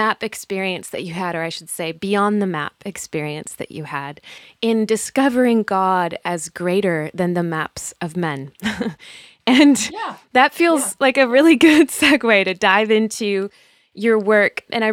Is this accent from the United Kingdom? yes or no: no; Spain; I grew up overseas in Spain as a missionary kid myself.